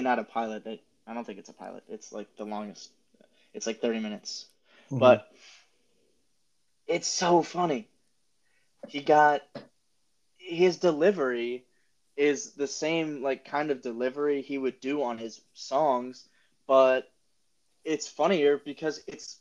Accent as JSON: {"language": "English", "town": "Upper Dublin", "region": "Pennsylvania", "country": "United States", "tie": "born or raised there", "said": "I grew up in Upper Dublin, played Cheltenham in basketball"}